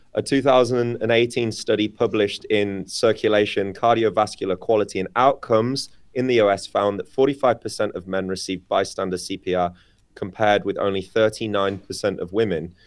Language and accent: English; United Kingdom; moved away; the U K, my home country